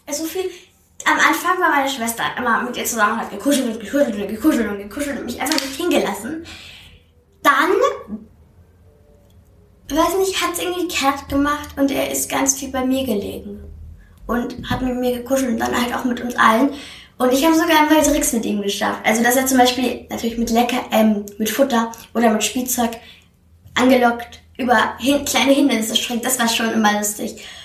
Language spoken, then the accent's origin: German; Austria; Also mittlerweile bin ich 60% Österreich, 40% Griechen